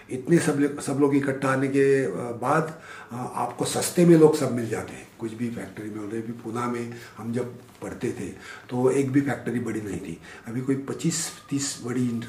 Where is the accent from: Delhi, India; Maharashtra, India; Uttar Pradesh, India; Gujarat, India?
Maharashtra, India; rural; हम तो देहात में बड़े हुए हो हम तो किसानों के घर में थे